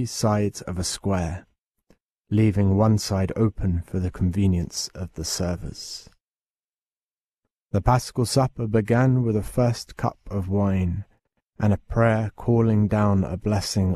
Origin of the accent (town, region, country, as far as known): England, United Kingdom